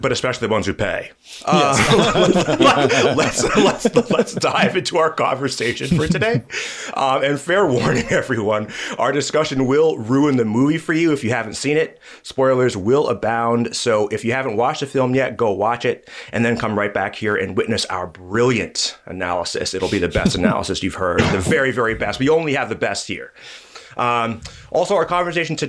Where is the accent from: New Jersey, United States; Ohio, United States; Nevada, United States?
New Jersey, United States; Jersey City; my hometown of Jersey City